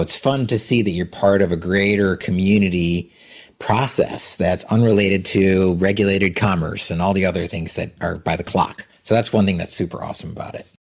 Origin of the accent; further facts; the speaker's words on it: Vermont, United States; I'm from Vermont